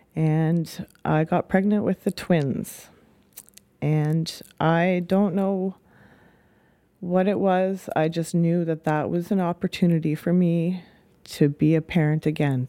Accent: Saskatoon, Saskatchewan, Canada; also born or lived in Hope, British Columbia / Spuzzum, British Columbia / Okanagan, British Columbia / Victoria, British Columbia; About the age of four, moved over to Saskatoon

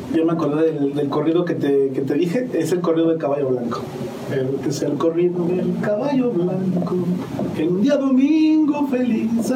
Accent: San Juan del Río, Querétaro, Mexico; soy originario de aquí de San Juan del Río

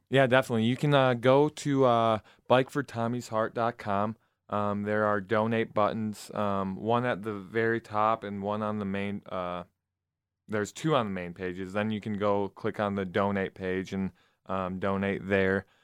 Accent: Flushing, Michigan, United States; now in Lansing, United States; my hometown of Flushing, Michigan

